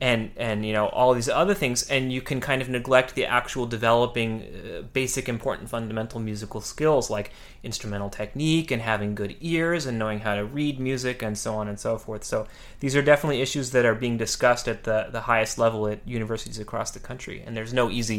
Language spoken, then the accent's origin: English; California, United States; I would move from the small town I grew up in California down to Los Angeles.